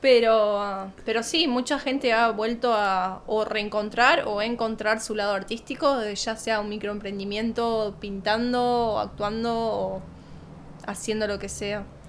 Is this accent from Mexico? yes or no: no; Argentina; moved away; donde yo me crié o hasta no irme de Argentina